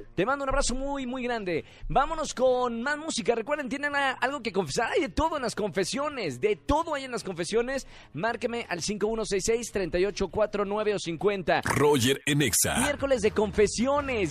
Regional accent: Monterrey, Nuevo León, Mexico; mi tierra, de Monterrey

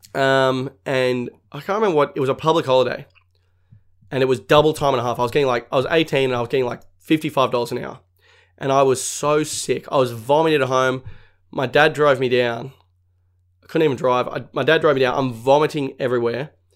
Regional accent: Sydney, New South Wales, Australia; I'm from Sydney

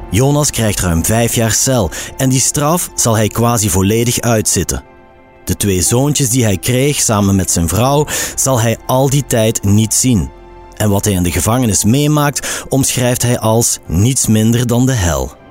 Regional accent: Antwerp province, Flanders, Belgium; moved away; also born or lived in Limburg; Ik ben eh, opgegroeid in de provincie Antwerpen.

